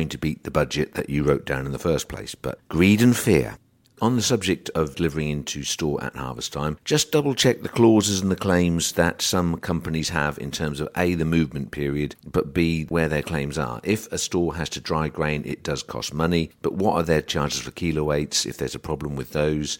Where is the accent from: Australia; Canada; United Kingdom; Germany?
United Kingdom; England; as English people